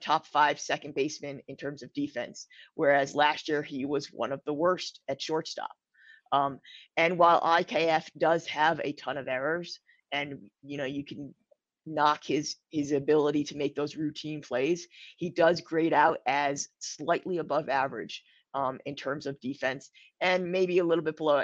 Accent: Connecticut, United States; I grew up in Connecticut

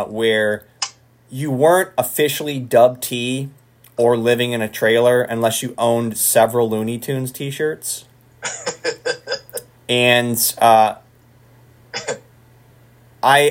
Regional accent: Dearborn, Michigan, United States; Born and raised in Dearborn, Michigan

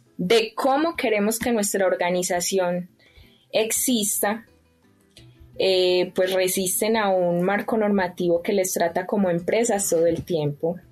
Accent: Pácora, Caldas, Colombia; Yo soy de un pueblo que se llama Pácora, en el departamento de Caldas, en el eje cafetero de Colombia

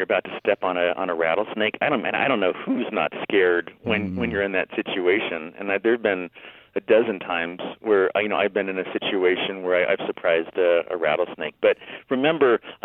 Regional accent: Vista, California, United States; also born or lived in Utah; I grew up in Vista, which is northern San Diego County

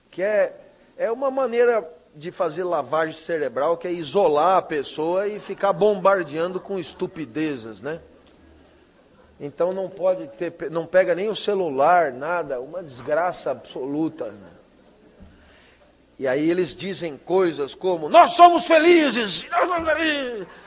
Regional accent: São Paulo, Brazil; meu filho foi na 25 de março, rua de comércio popular lá da minha cidade e, e, e do país inteiro

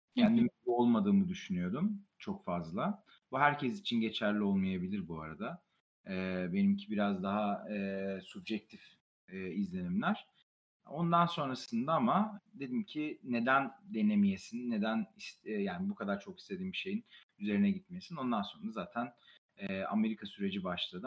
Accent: Gaziantep, Turkey; moved away as an adult; also born or lived in United States; Zaten doğma büyüme Gaziantep'liyim

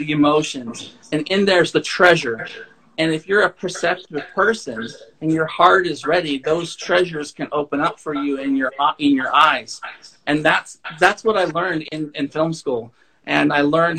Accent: Thermopolis, Wyoming, United States; Thermopolis, where I grew up.

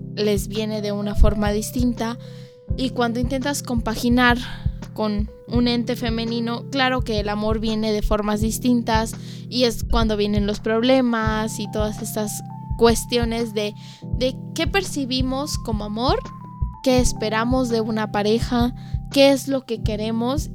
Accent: Mexico; mi país

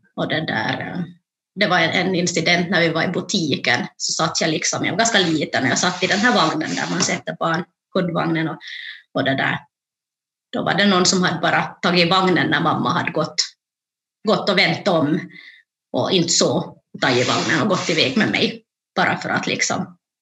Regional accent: Jakobstad, Ostrobothnia, Finland; moved away as an adult; also born or lived in Ethiopia; now in Turku, Finland; då kom jag till Jakobstad där jag är uppvuxen

